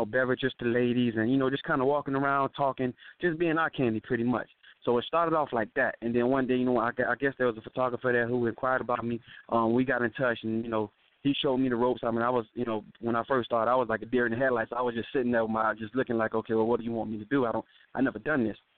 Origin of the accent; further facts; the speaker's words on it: Miami, Florida, United States; also born or lived in California; now in Atlanta, United States; I grew up in Florida, so you know, us Floridians